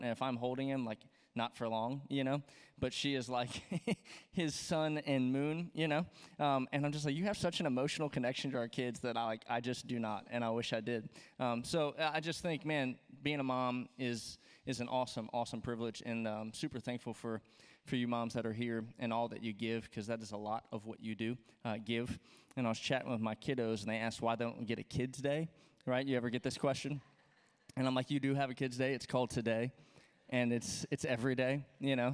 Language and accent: English; Louisiana, United States; moved away; I'm from Louisiana